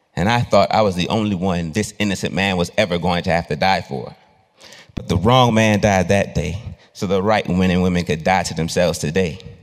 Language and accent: English; Orangeburg, South Carolina, United States; I was born in Orangeburg, South Carolina